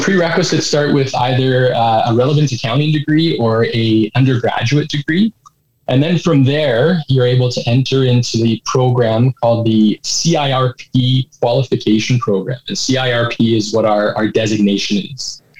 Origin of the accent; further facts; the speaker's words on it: Edmonton, Alberta, Canada; I was uh, born and raised in Edmonton. So uh, been here for a little while